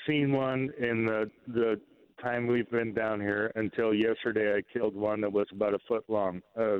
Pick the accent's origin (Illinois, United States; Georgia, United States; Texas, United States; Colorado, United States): Illinois, United States; now in Tennessee, United States; Okay, we moved to Tennessee from Illinois about 2 years ago, and we have copperhead snakes down here.